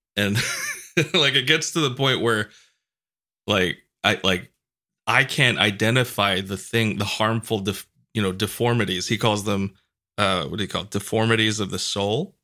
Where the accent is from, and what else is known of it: New York, United States; moved away